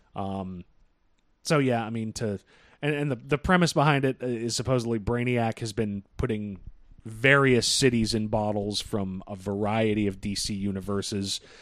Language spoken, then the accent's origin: English; Boston, Massachusetts, United States; We're from Boston.